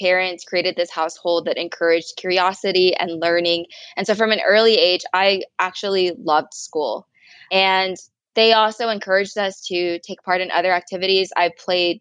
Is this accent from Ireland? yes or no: no; Pampa, Texas, United States; I was born and raised in Pampa, Texas